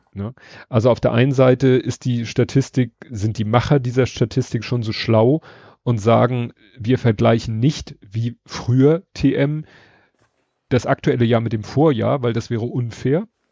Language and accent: German; Hamburg, Germany; ich als Hamburger